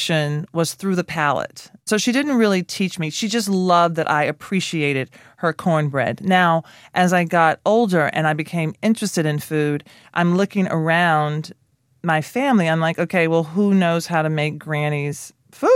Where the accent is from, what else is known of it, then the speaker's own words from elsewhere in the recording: Nashville, Tennessee, United States; I grew up in Nashville, Tennessee